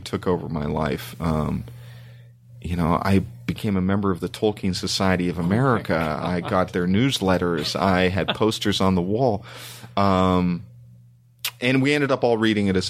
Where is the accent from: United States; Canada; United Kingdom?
Canada; Toronto, Ontario; moved away; growing up in Canada